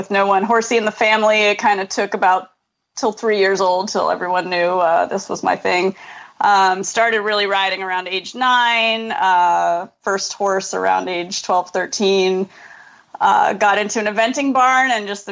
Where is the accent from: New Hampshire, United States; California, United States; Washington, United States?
California, United States; moved away as an adult; also born or lived in Lexington, Kentucky; I moved from Lexington, Kentucky back to my home state of California